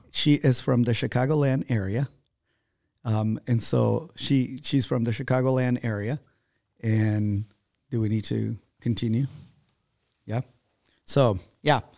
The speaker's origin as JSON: {"language": "English", "town": "Ambato", "region": "Tungurahua", "country": "Ecuador", "tie": "born or raised there", "moved": "yes", "said": "My hometown is called Ambato"}